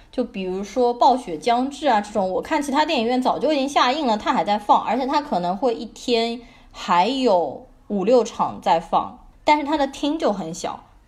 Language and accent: Chinese; Shanghai, China; 我从小是在上海的市中心静安区长大的